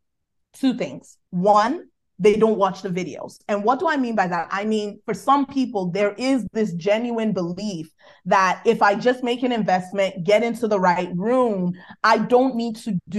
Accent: Nigeria; accent: Nigerian; my Nigerian accent

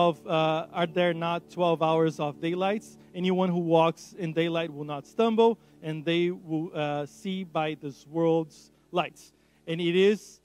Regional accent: Brazil; first language Portuguese; English is a second language; moved away; I'm from Brazil. So Portuguese

